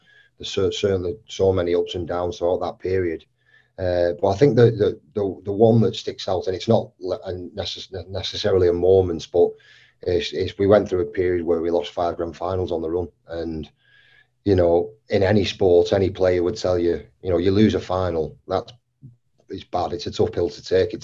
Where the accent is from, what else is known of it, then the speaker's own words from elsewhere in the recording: St Helens, North West England, United Kingdom; I grew up 300 yards from Knowsley Road.